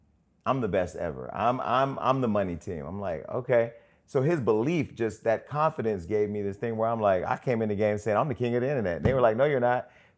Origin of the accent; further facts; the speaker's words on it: Pontiac, Michigan, United States; I come from Pontiac, I come from humble beginnings.